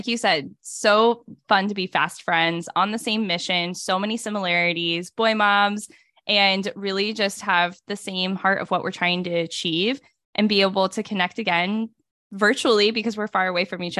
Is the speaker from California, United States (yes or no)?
yes; California, United States; So I grew up primarily in Northern California, moved around for 4 different high schools, ended back up in California for college